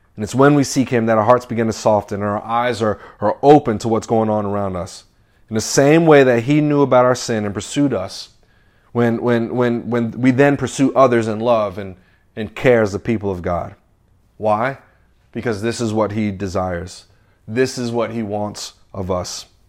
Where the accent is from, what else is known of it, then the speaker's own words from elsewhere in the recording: the South, United States; also born or lived in New York / North Carolina; now in Nashville, United States; I grew up in the South